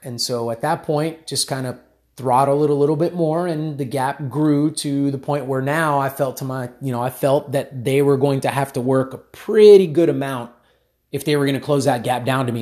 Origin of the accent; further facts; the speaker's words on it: United States; I was born in the United States, but my mom is Cuban and my dad's Colombian, so I am of Hispanic descent